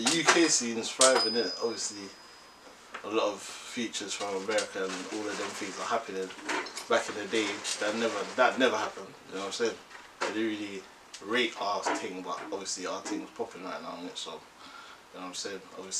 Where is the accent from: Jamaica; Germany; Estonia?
Jamaica; moved away; Caribbean, from Jamaica. I was born there, get me, but. See, we're here, innit?